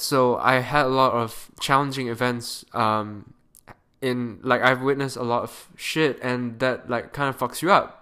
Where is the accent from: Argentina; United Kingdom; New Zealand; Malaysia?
Malaysia; moved away as an adult; now in Canada; I am a Malaysian kid currently studying in Canada.